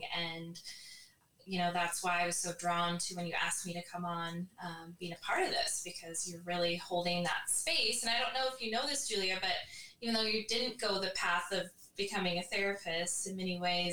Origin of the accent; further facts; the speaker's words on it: rural Minnesota, United States; now in San Diego, United States; we're both originally from Minnesota